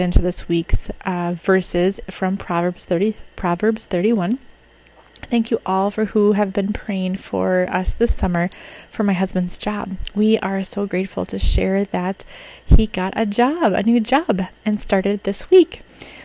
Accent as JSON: {"language": "English", "region": "Minnesota", "country": "United States", "said": "as a Minnesotan who experiences the worst of winter"}